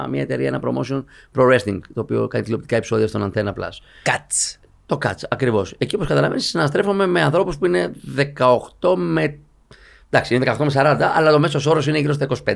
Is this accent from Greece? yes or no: yes; Athens, Attica, Greece; also born or lived in Evros; Εγώ είμαι από τον ευρώ. Αλλά μεγάλωσα στην Αθήνα, δούλεψα εκεί, σπούδασα κτλ.